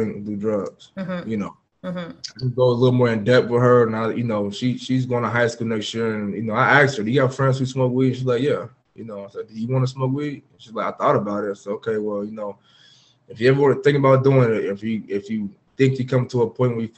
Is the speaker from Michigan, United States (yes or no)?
no; Portland, Oregon, United States; moved away as an adult; also born or lived in Jacksonville; now in Houston, United States; I'm from Portland, Oregon